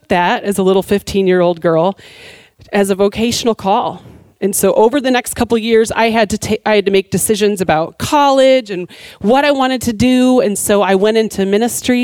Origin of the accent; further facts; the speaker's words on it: Michigan, United States; moved away; I grew up in Michigan